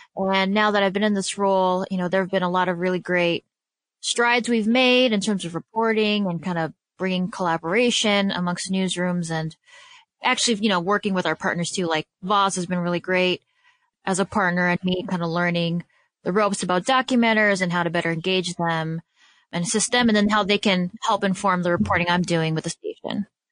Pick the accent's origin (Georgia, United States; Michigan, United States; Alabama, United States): Michigan, United States; Detroit; also born or lived in Chicago, Illinois; the organization I, that really, you know, helped form and shape me as a journalist is coming to my hometown